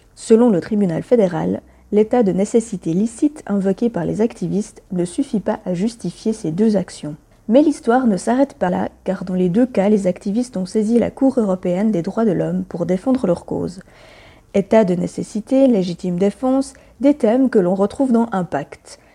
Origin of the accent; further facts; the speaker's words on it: Romandy, Switzerland; chez nous, à Lausanne et à Genève